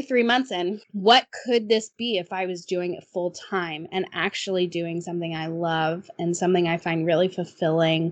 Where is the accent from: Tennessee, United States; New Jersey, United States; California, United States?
Tennessee, United States; Nashville; I grew up in Nashville